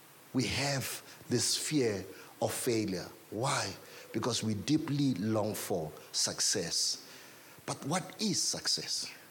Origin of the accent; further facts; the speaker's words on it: South Africa; I grew up in Doxodeo